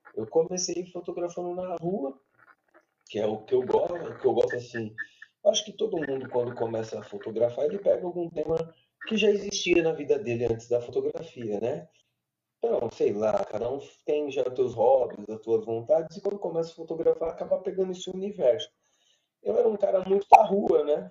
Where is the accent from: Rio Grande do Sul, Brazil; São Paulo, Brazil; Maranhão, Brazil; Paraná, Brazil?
São Paulo, Brazil; sou fotógrafo, nasci em São Paulo